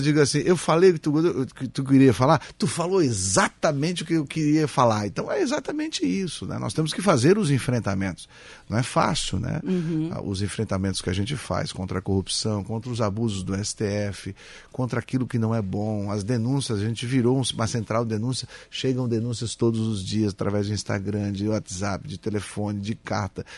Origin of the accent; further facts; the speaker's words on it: Criciúma, Santa Catarina, Brazil; moved away; morei em Criciúma, na Próspera, minha infância foi aqui.